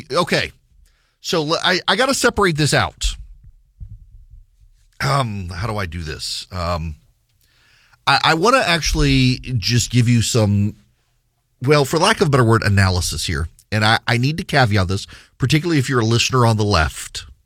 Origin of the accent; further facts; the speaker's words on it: Dubai, United Arab Emirates; it was a way for me as a kid growing up in Dubai in the Middle East to connect to the United States, its politics.